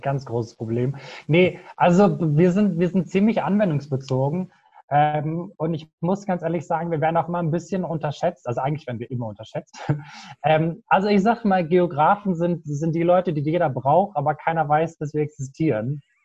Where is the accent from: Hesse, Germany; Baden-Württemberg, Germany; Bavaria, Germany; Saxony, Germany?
Hesse, Germany; near Frankfurt; moved away as an adult; now in Aachen, Germany; bin nicht gebürtig aus Aachen, sondern komme eigentlich aus der Nähe von Frankfurt, wohne jetzt aber für mein Studium halt, wie gesagt, hier in Aachen